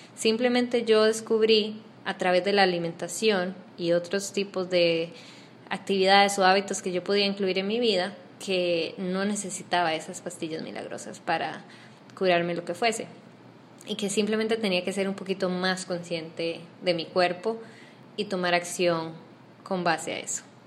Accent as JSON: {"language": "Spanish", "country": "Costa Rica", "moved": "as an adult", "lives_now": "Panama", "said": "yo soy costarricense, eh, me mudé a Panamá hace no menos de seis meses, siete meses"}